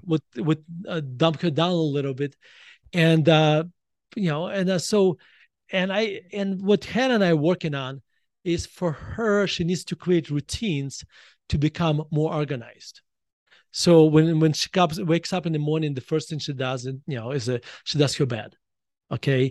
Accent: Russia; moved away as an adult; now in United States; the education system I was exposed to when I was growing up in Russia

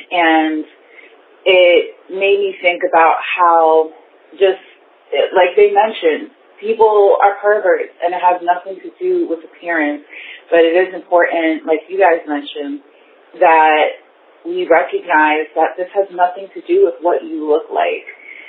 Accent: Bronx, New York, United States; I'm from the Bronx.

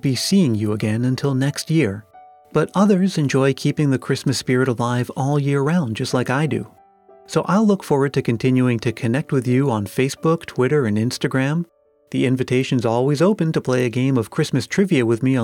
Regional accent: Massachusetts, United States; my home state, that story is set in Lowell, Massachusetts

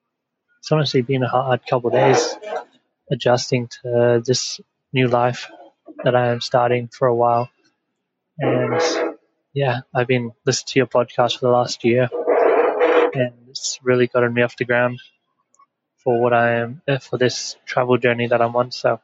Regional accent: Perth, Western Australia, Australia; I'm from Perth, Australia.

